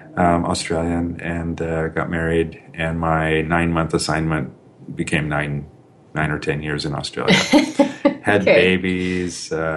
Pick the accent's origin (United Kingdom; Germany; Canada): Germany; born there; also born or lived in Colorado Springs, United States; I was born in Germany, saw most of the United States, but things really started to happen when I was in high school. I started high school in Colorado Springs, Colorado